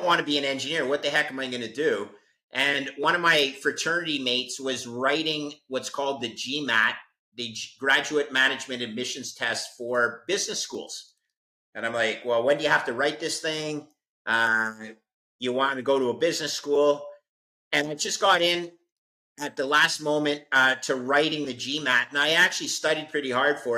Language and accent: English; Montreal, Quebec, Canada; I'm a Canadian. I went to engineering school in Montreal. My hometown, Montreal, Canada